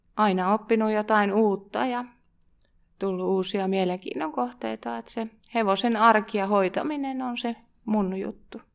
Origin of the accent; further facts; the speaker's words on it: Pihtipudas, Central Finland, Finland; Mä oon Pihtiputalta kotosin ja meidän perheessä on aina ollut hevosia.